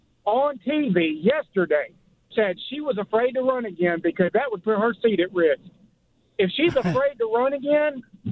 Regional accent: the South, United States; I am a Caucasian male. I grew up in the South my entire life.

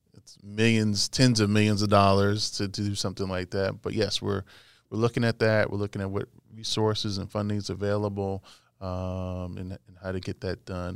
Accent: Babylon, New York, United States; it's been great to come back and to be in my hometown

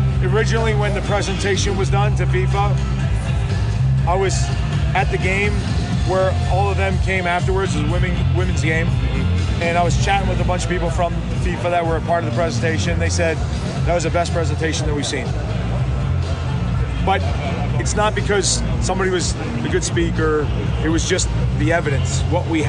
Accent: New Jersey, United States; also born or lived in Denver; now in Kansas City, United States; I'm from Jersey

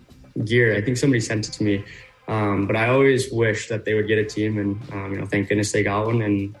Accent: Spokane, Washington, United States; also born or lived in Seattle; So I grew up actually playing in Spokane

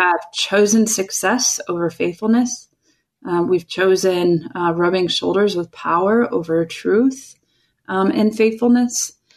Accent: Chicago, Illinois, United States; now in California, United States; I'm originally from Chicagoland

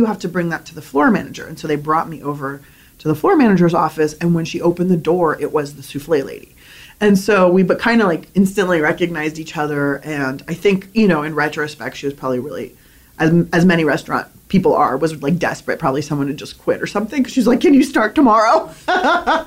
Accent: San Diego, California, United States; also born or lived in Berkeley; I grew up in San Diego

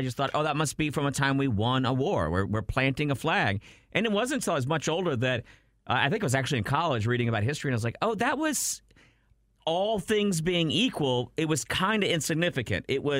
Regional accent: Brownsville, Texas, United States; Yeah, and I grew up down in Brownsville, Texas, and in Harlingen, there's a recreation of the statue of the Iwo Jima.

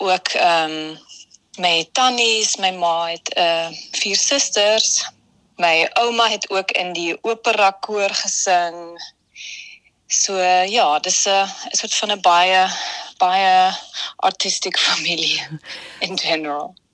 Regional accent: Vienna, Austria; Ek is hier gebore in Wenen

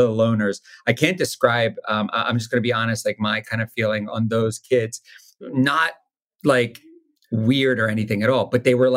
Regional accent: Wilmington, Delaware, United States; I'm from Wilmington, Delaware

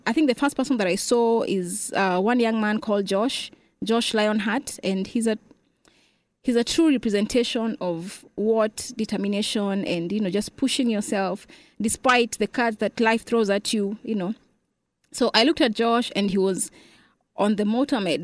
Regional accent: Kenya; moved away as an adult; now in Dallas, United States; I'm from Kenya.

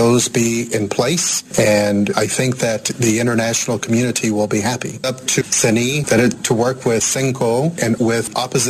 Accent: United States; moved away; I am not a Congolese. I am an American and I am a bishop.

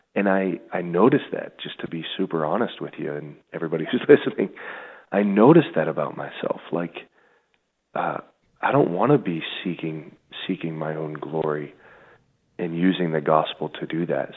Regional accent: Pittsburgh, Pennsylvania, United States; also born or lived in Buffalo / Rome; I grew up in the South Hills of Pittsburgh, about 25 minutes, 20 minutes right outside the city

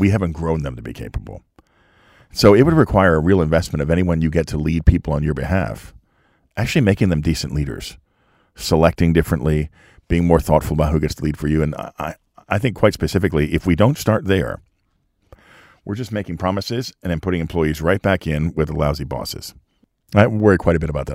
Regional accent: Lehigh Valley, Pennsylvania, United States; I grew up in Lehigh Valley.

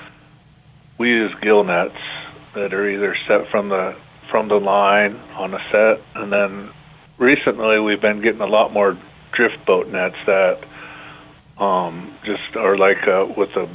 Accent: Umatilla Reservation, Eastern Oregon, United States; I was raised on the Umatilla Reservation in Eastern Oregon

